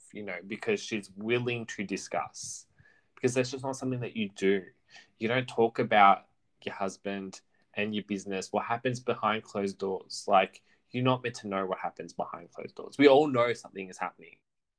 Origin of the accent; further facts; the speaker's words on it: Paterson, New Jersey, United States; Did you forget I'm from Patterson?